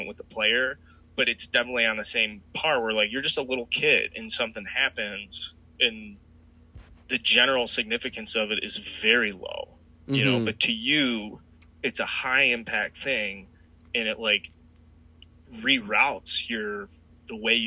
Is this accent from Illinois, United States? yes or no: yes; Chicago, Illinois, United States; growing up on the South Side, like, I went to a ton of Sox games